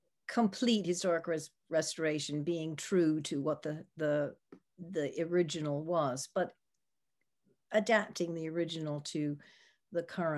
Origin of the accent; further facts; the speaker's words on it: United States; also born or lived in United Kingdom; I was trained in the UK. I am American, and in my early career, I decided I wanted to try to work in the US. So I came back